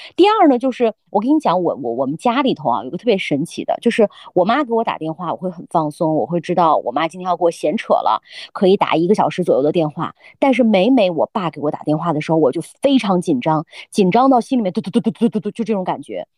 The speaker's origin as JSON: {"language": "Chinese", "town": "Lanzhou", "region": "Gansu", "country": "China", "said": "我们兰州人呢就把这个叫知客"}